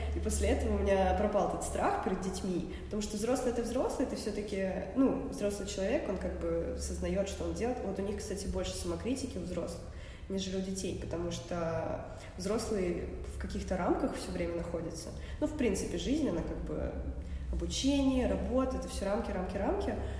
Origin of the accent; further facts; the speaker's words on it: Saint Petersburg, Russia; я из Питера вообще, я здесь родилась, всю жизнь живу